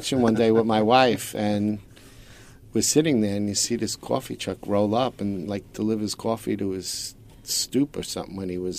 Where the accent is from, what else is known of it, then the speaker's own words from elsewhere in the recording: New York City, New York, United States; Well, I was born and raised in Brooklyn.